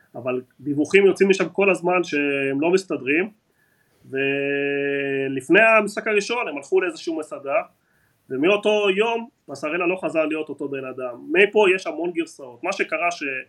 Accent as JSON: {"language": "Hebrew", "country": "Argentina", "tie": "born or raised there", "moved": "yes", "lives_now": "Israel", "said": "נולדתי בארגנטינה"}